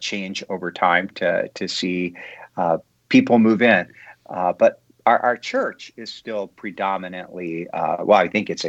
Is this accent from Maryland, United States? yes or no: yes; Maryland, United States; now in Hamel, United States; But we lived for a long time in Weedon, Maryland. And so it's funny because I was raised in Maryland. I talk more like people from Maryland and less like my parents talked from Virginia.